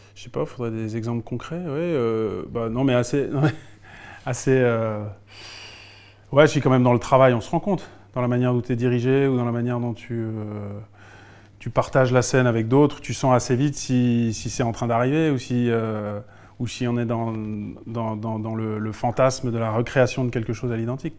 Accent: Alsace, Grand Est, France; moved away as an adult; now in Lyon, France; Je suis alsacien. Mais je vis à Lyon depuis une vingtaine d'années

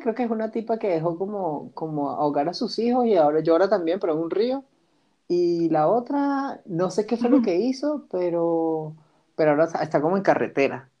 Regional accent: Venezuela; como venezolanos

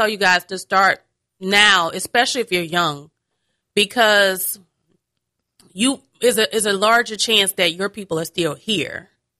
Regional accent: Nigeria; Again, my mama, I'm a Nigerian. First and foremost, I'm that.

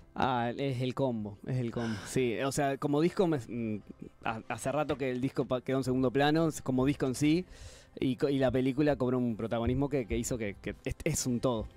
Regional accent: Canelones, Uruguay; yo soy de Canelones

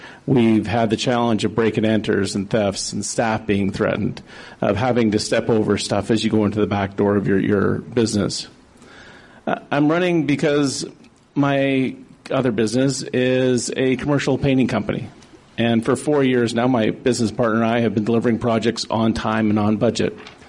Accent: Prince George, British Columbia, Canada; I grew up here in Prince George. I lived down in the Sunrise Trailer Court.

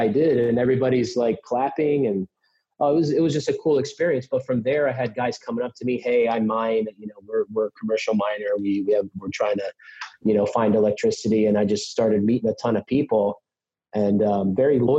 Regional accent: Pennsylvania, United States; I'm from Pennsylvania

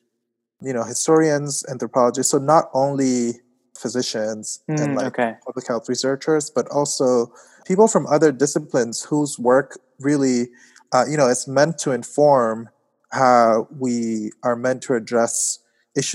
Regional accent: Yaoundé, Centre, Cameroon; moved away as an adult; now in New Haven, United States; I grew up in Cameroon in Yaoundé, so I moved to the US about 10, 11 years ago to go to college

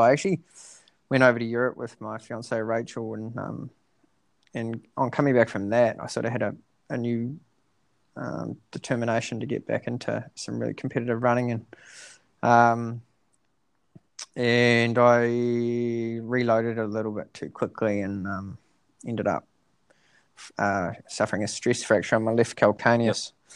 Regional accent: Dunedin, Otago, New Zealand; now in Christchurch, New Zealand; I went down to Dunedin, um, my hometown

